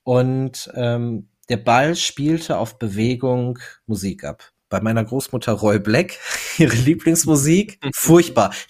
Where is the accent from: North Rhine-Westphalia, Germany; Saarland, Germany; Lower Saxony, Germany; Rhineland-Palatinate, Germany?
North Rhine-Westphalia, Germany; ich bin ein Kind des Ruhrgebiets. Äh, wir sitzen in Duisburg ähm, und ich bin 33 Jahre alt, verheiratet, zwei Kinder